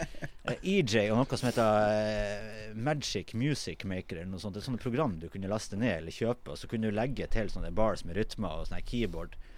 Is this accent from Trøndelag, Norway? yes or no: no; Tromsø, Troms, Norway; jeg er jo fra Kvaløya, ikke sant. Og jeg er jo jeg vokste jo opp